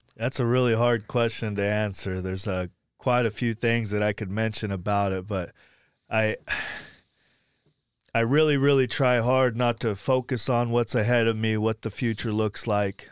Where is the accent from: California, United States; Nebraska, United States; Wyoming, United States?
California, United States; Sacramento; also born or lived in Blackfoot, Idaho / Woodland, California; now in Anderson, Indiana, United States; I grew up in Sacramento, California, and most of my recovery was in Sacramento, California